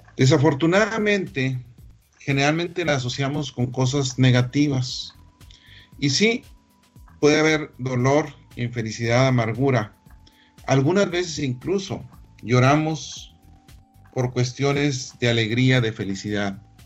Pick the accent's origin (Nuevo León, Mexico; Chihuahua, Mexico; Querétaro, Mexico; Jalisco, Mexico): Chihuahua, Mexico; la capital del mundo de Alicia, Chihuahua, este, mi tierra natal